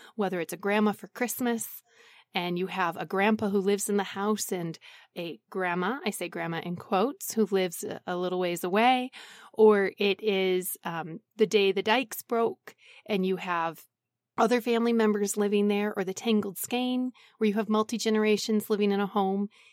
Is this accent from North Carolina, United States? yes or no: no; Wisconsin, United States; I'm from Wisconsin